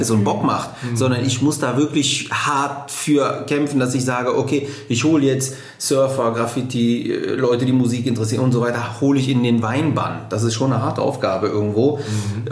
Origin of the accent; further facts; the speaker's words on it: Düsseldorf, North Rhine-Westphalia, Germany; komme hier gebürtig aus Düsseldorf